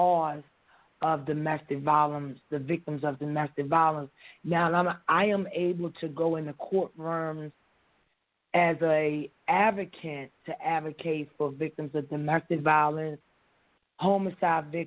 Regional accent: Baltimore, Maryland, United States; moved away as an adult; now in Los Angeles, United States; I was born and raised in Baltimore City, mm-hmm. Westport, Berry Hill projects

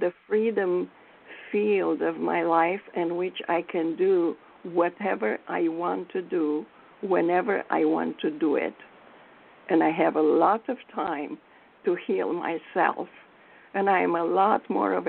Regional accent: New York, United States; I'm from Manhattan

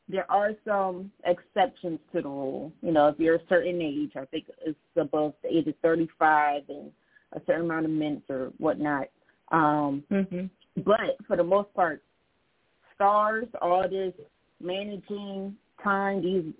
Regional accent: Philadelphia, Pennsylvania, United States; I'm from the Philadelphia area where it's a blue collar

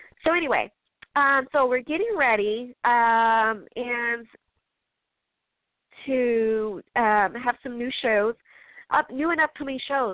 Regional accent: Chicago, Illinois, United States; I'm from Chicago. I'm from the Midwest.

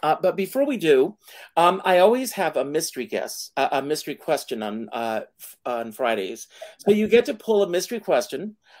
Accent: South Carolina, United States; came from South Carolina. I worked hard to get rid of it.

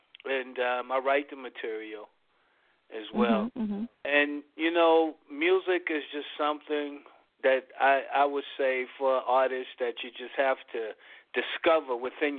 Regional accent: Fort Hood, Texas, United States; I grew up out in Texas, Fort Hood, Texas.

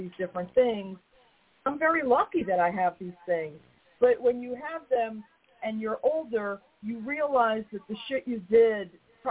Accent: New York, United States; I'm a New Yorker

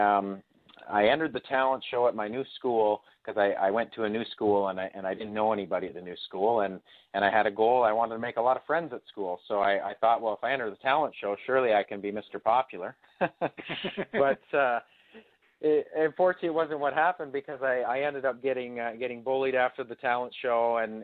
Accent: Ferguson, Ontario, Canada; coming from my hometown of Ferguson, Ontario

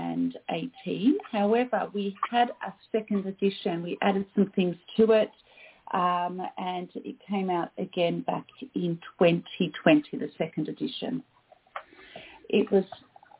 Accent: Australia; also born or lived in Canada; I am Australian.

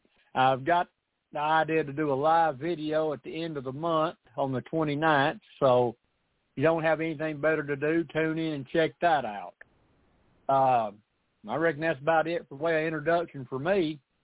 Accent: Tennessee, United States; accent: southern; I'm from Tennessee.

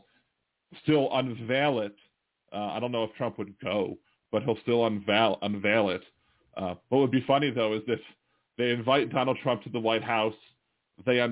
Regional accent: Baltimore, Maryland, United States; now in New Orleans, United States; I was raised in Baltimore, so I'm still a Baltimore Orioles fan.

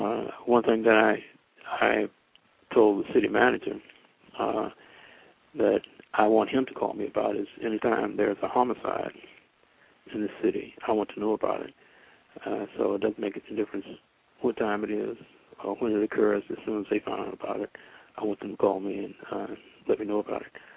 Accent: Winston-Salem, North Carolina, United States; also born or lived in Washington, D.C. / Durham, North Carolina; I was born in Washington D.C., but I was raised and grew up in Winston Salem, North Carolina. Uh, since five years old

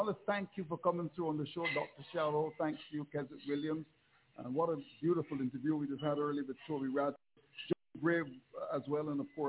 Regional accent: Barbados; I am from Barbados.

